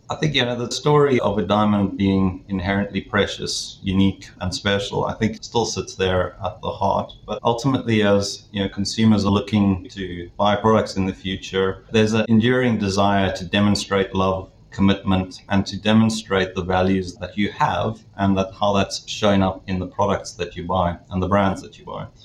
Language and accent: English; South Africa; moved away as an adult; now in London, United Kingdom; I'm based now in London, the UK, but from my accent, you might understand that I originate from South Africa. So I grew up in South Africa